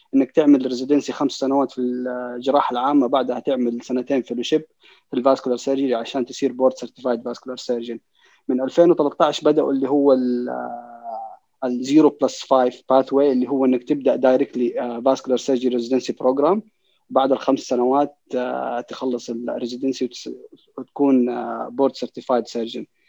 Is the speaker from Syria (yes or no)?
no; Saudi Arabia; عندنا في السعوديه